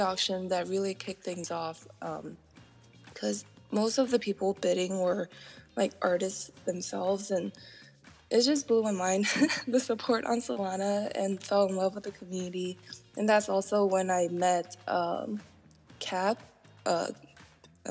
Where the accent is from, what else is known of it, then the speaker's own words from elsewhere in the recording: Taiwan; moved away; originally I'm from Taiwan